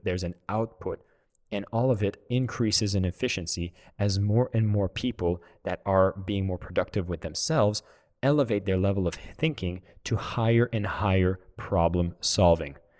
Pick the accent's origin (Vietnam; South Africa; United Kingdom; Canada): Canada; I'm from Canada